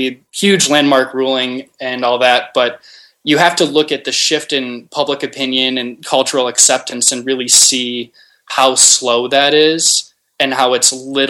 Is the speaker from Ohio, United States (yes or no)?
no; 35 miles north of Detroit, Michigan, United States; moved away as an adult; also born or lived in Maryland / Chicago, Illinois; I actually grew up in a small town, small rural town on the border of Michigan and Canada along the river there, about 35 miles north of Detroit. Spent 18 years of my life there.